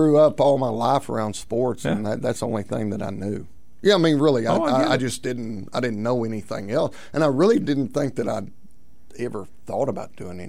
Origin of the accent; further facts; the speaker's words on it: Bradley, Arkansas, United States; where I grew up in Bradley, Arkansas.